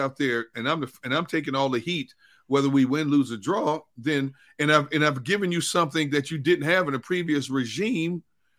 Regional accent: Wisconsin, United States; My home state.

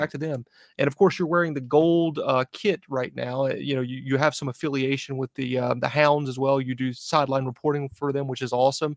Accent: North Carolina, United States; moved away as an adult; now in New England, United States; North Carolina, right near Charlotte, but right on the border

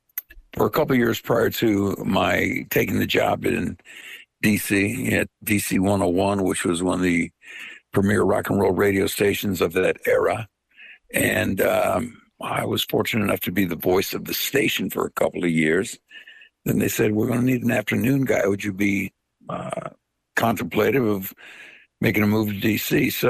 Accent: Veria, Central Macedonia, Greece; born there; I was born in a town called Veria, in an area called Macedonia, in a country called Greece.

